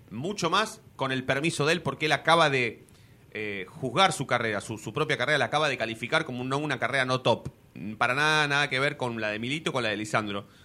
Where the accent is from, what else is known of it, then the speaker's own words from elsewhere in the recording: Argentina; nosotros, somos argentinos muy, muy, muy argentinos de pensar rápidamente en de qué manera podemos arreglar.